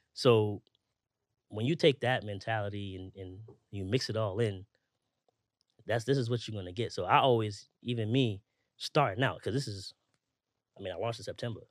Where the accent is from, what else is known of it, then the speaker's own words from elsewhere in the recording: New York City, New York, United States; growing up in Brownsville, um, in the early, early late nineties, early two thousands